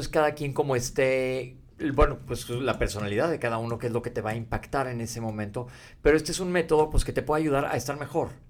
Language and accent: Spanish; Mexico; nosotros crecimos y temblaba en México